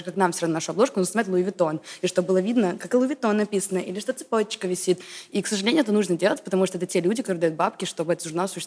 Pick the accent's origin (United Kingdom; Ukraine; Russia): United Kingdom; England; also born or lived in United States; Я выросла в Англии, Америке, и когда я приезжала сюда на каникулы, то мне было очень странно